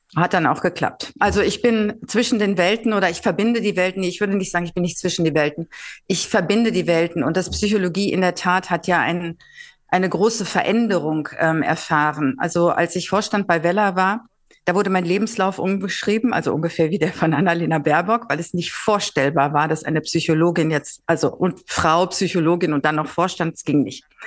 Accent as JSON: {"language": "German", "region": "Northern Germany", "country": "Germany", "also_born_or_lived": "Mannheim / Switzerland", "moved": "as an adult", "said": "als Norddeutsche"}